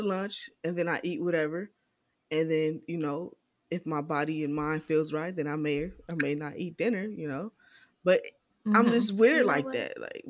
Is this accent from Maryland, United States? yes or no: no; California, United States; also born or lived in New York; now in Dallas, United States; I've lived in 3 different states, born and raised in California. Moved to New York